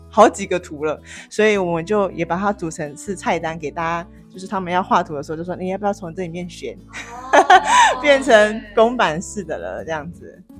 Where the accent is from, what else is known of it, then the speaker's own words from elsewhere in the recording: Kaohsiung, Taiwan; moved away as an adult; now in Taipei, Taiwan; 那我来自高雄